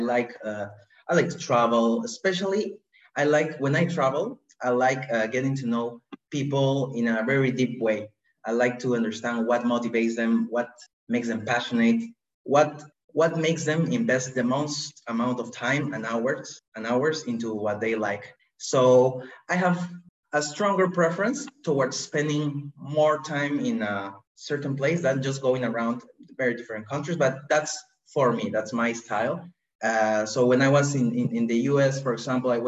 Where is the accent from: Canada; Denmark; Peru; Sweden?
Peru; Lima; I have been born and raised in Lima in a small family of four